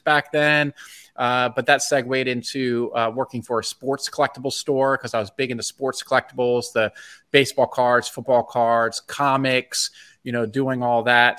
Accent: Bethesda, Maryland, United States; moved away as an adult; I grew up in Bethesda, Maryland, um, and I lived there till I was twenty-one

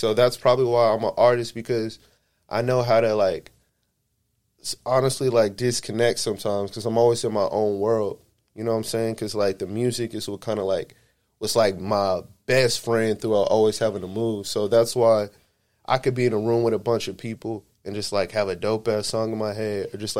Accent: Honolulu, Hawaii, United States; born there; also born or lived in El Paso, Texas / Killeen, Texas; So I was born in Honolulu. I was there for a little bit.

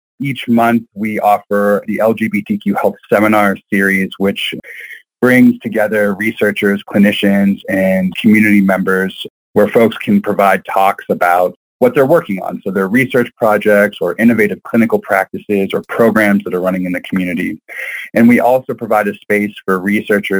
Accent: Western Pennsylvania, United States; I grew up in Western Pennsylvania in a very conservative Christian household

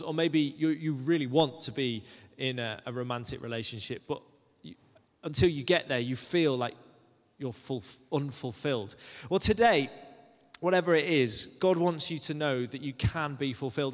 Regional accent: Cumbria, North West England, United Kingdom; moved away; I grew up in Cumbria, which is quite a way away from London.

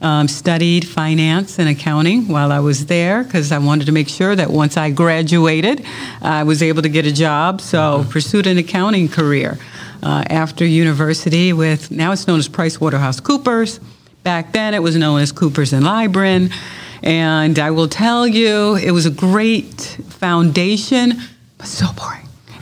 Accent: Henrietta, New York, United States; born there; Well, born in upstate New York, in a small town, Henrietta, right outside of Rochester, New York.

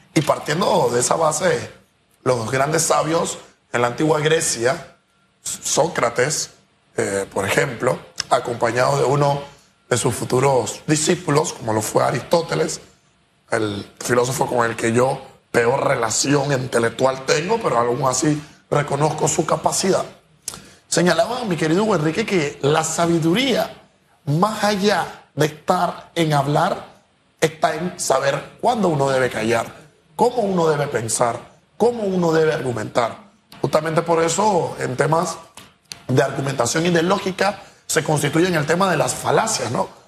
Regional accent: Panama; yo no me encuentro como panameño

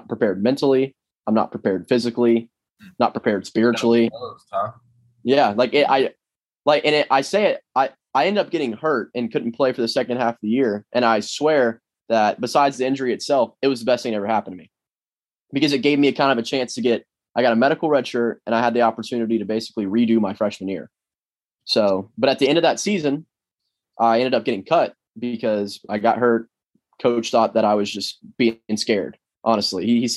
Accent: Florida, United States; I'm from Florida

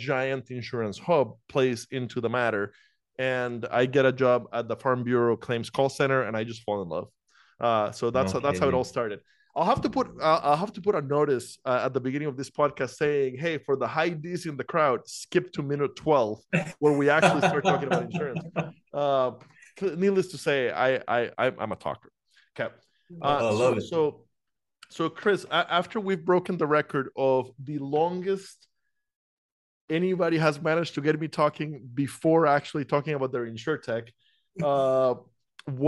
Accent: Costa Rica; moved away as an adult; also born or lived in Iowa, United States; I'm from Costa Rica originally

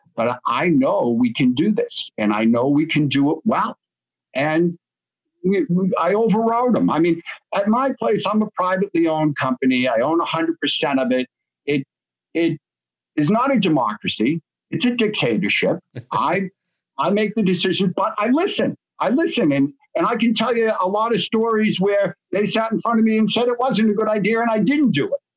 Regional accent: Boston, Massachusetts, United States; I'm from Boston

